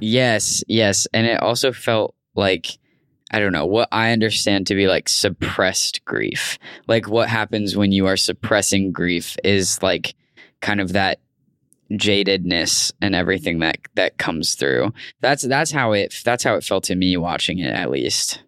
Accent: Tucson, Arizona, United States; moved away; in Tucson, my hometown.

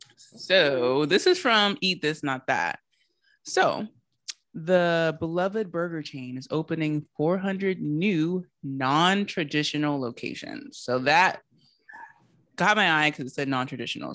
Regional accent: Charleston, United States; my whole family, like I have, we're all from Charleston, but I have a lot of family that lives in Maryland

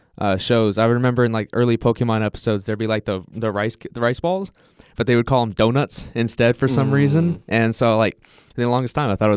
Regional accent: Ohio, United States

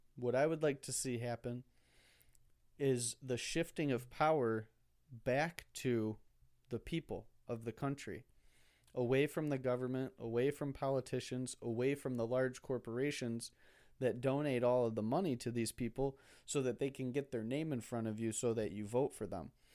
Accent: United States; as an American

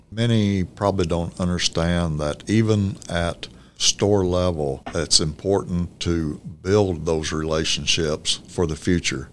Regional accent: Norfork, Arkansas, United States; also born or lived in Mountain Home, Arkansas; I graduated from Norfolk.

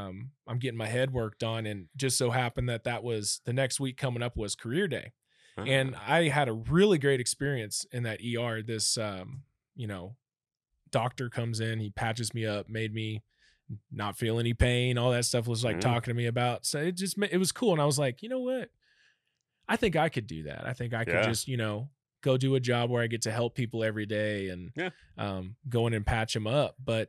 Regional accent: Germantown, Maryland, United States; born there; But my dad ended up becoming a electrical engineer and started doing some defense contracting work around Washington, D.C. So I was actually born in Maryland, believe it or not.

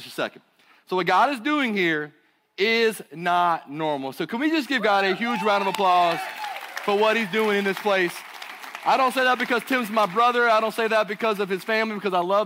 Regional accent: Burlington, North Carolina, United States; accent: southern; I hail from Burlington, North Carolina. So I got a little bit of a southern accent today

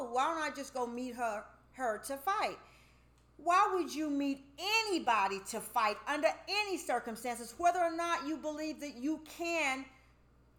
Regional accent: United States; we as African American women

